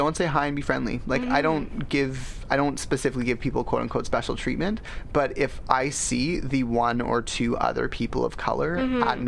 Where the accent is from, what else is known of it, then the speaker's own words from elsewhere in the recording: Richmond, British Columbia, Canada; someone like myself who's born in Richmond